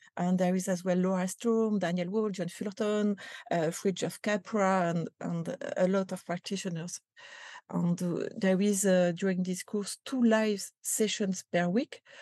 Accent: France; accent: French; English is a second language; You can recognize that with my accent

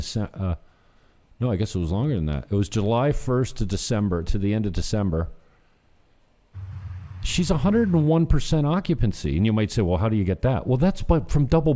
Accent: St. Catharines, Ontario, Canada; my hometown in St. Catharines

